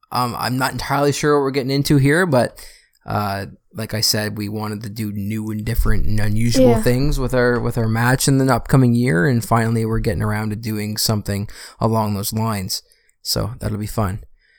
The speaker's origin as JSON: {"language": "English", "town": "Burlington", "region": "Ontario", "country": "Canada", "said": "Because I'm from Burlington, I live in Burlington."}